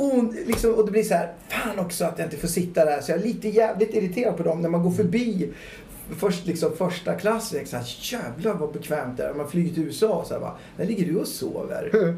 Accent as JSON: {"language": "Swedish", "town": "Gävle", "region": "Gävleborg County", "country": "Sweden", "tie": "born or raised there", "also_born_or_lived": "London", "said": "jag är uppväxt i Gävle"}